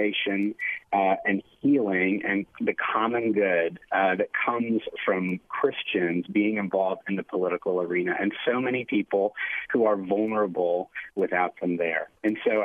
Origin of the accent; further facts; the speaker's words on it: Phoenix, Arizona, United States; I grew up in Phoenix